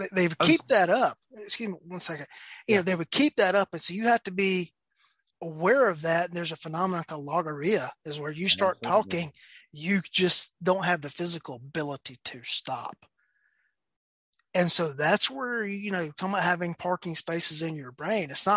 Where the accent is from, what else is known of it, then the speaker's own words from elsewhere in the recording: near Madison, Georgia, United States; I'm from a little town that is near Madison, Georgia